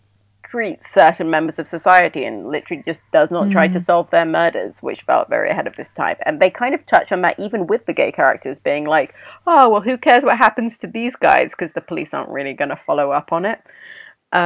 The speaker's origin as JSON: {"language": "English", "country": "Sudan", "tie": "born or raised there", "moved": "yes", "said": "I grew up in Sudan and I, you know, spent most of my adulthood here."}